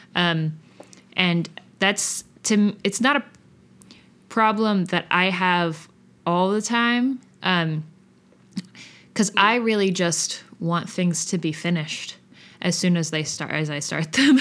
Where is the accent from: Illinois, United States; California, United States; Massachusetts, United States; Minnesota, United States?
Massachusetts, United States; outside of Boston; also born or lived in South Union, Kentucky, United States; when I was six, we moved to outside of Boston